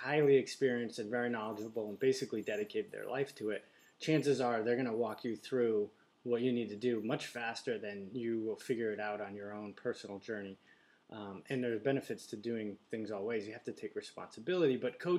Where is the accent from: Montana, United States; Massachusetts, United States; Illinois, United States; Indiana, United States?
Massachusetts, United States; Amherst; moved away; also born or lived in San Diego, California; Amherst, Mass, Western Mass.